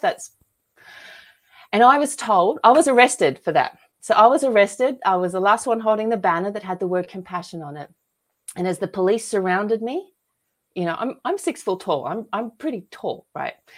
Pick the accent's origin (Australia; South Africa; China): Australia; moved away as an adult; now in United States; I was lucky to be born and raised in Australia, and I moved to America here in, uh, two thousand ten